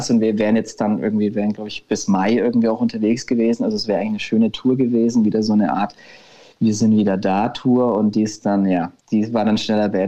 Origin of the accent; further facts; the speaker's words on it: Nuremberg, Bavaria, Germany; now in Berlin, Germany; Also wir kommen, man muss dazu sagen, ursprünglich aus Nürnberg. Wir sind da schon auch, oft, aber wir leben jetzt momentan tatsächlich nicht mehr in Nürnberg.